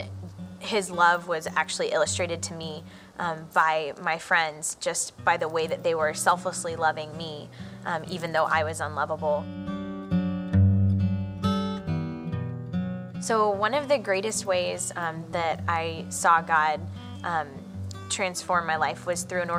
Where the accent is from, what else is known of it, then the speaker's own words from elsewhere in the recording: Georgia, United States; So I grew up in Georgia. I lived there practically all my life